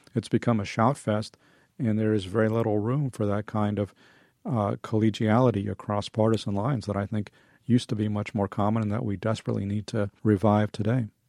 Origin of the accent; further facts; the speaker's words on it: United States; also born or lived in Soviet Union; I and others were able to come here and, you know, I grew up and, and assimilated.